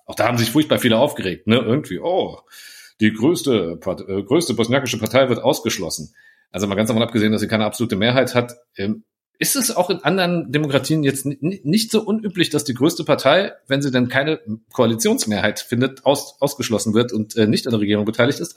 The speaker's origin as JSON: {"language": "German", "town": "Frankfurt", "region": "Hesse", "country": "Germany", "said": "ich stolzer Frankfurter bin"}